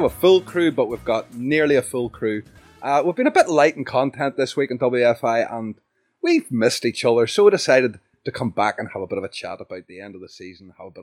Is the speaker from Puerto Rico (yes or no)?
no; Northern Ireland, United Kingdom; I'm from Northern Ireland